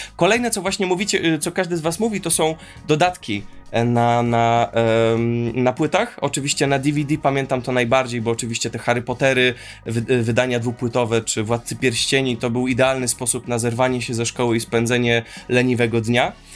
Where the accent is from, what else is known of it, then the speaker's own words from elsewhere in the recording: Warsaw, Masovian Voivodeship, Poland; jako jedyny z grupy urodziłem się, jestem z Molochu, e, zwanego Warszawą